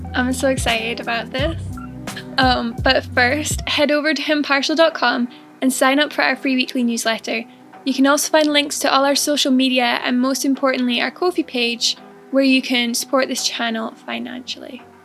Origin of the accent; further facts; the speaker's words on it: Scotland, United Kingdom; accent: Scottish; also born or lived in England; in Scotland when I was about five. So I have lived most of my life here.